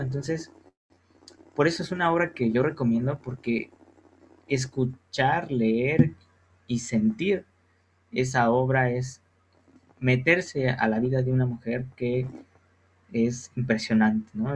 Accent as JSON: {"language": "Spanish", "region": "Guanajuato", "country": "Mexico", "said": "nosotros que somos de Guanajuato"}